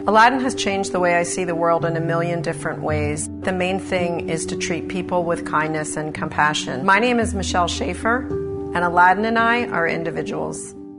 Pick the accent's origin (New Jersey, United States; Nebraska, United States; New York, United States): New Jersey, United States; Haddonfield and North Wildwood; I'm from Haddonfield and North Wildwood, New Jersey.